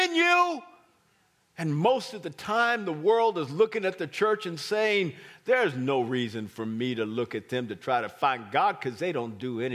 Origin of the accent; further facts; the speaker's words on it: Kansas City, Missouri, United States; We're from Kansas City.